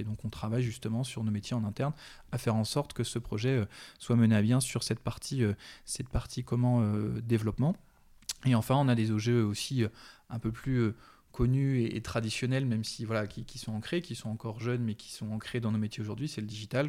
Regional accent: Landivisiau, Brittany, France; also born or lived in Brest; j'ai vécu pendant 18 ans à l'Andivisio

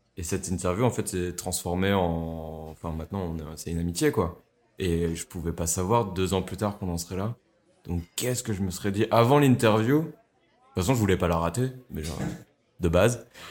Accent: France; also born or lived in Germany; now in Brussels, Belgium; je suis français

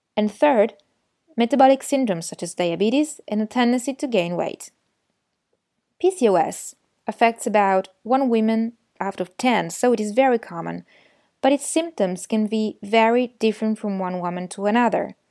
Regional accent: Turin, Piedmont, Italy; Turin, my hometown

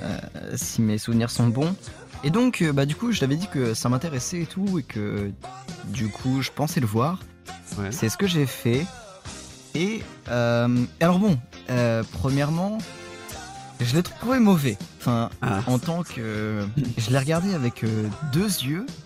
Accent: France; je suis français.

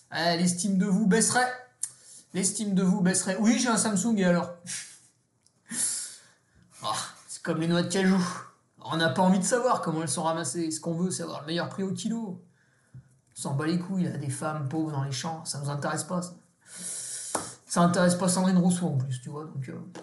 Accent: Savoy, Auvergne-Rhône-Alpes, France; Je suis savoyard

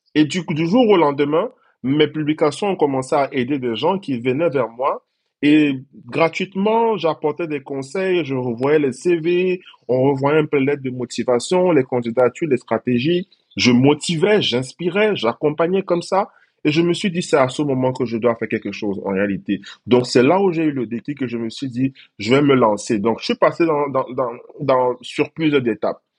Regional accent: Cameroon; moved away as an adult; now in Côte d'Ivoire; J'ai dû quitter mon pays d'origine parce que je suis camerounais à la base

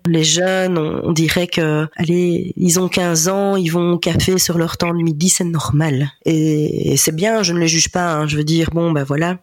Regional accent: Ardennes, Wallonia, Belgium; also born or lived in Namur; now in Liège, Belgium; des connaissances qui ont qui viennent de chez nous, euh, donc d'Ardennes

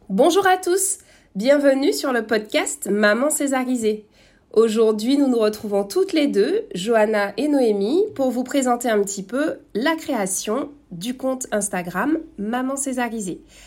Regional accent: Martinique; now in French Guiana; je suis martiniquaise

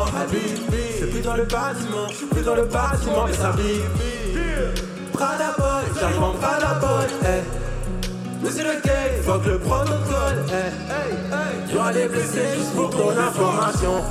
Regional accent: Liège, Wallonia, Belgium; Je viens de Liège, ouais

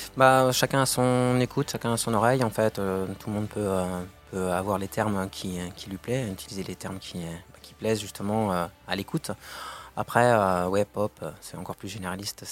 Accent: Lannion, Brittany, France; moved away; also born or lived in Paris; je suis originaire de Lannion, euh, dans les Côtes d'Armor

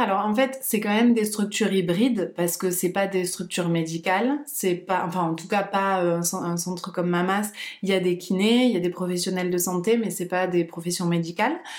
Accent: Perpignan, Occitania, France; also born or lived in Barcelona; now in Toulouse, France; je suis de Perpignan.

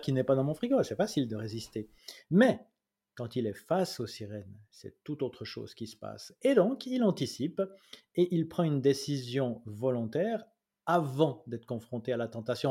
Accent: Switzerland; Chez nous, en Suisse

